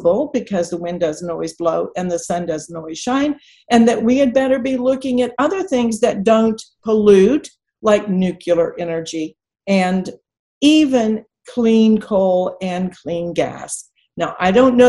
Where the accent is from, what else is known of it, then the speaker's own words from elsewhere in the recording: Texas, United States; especially being a Texan